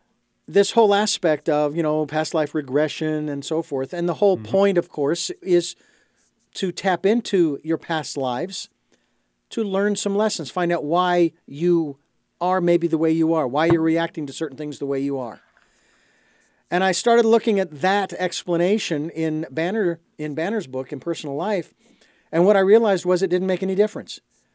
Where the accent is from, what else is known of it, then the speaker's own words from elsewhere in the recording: Phoenix, Arizona, United States; I was born and raised in Phoenix, Arizona, in the heart of suburbia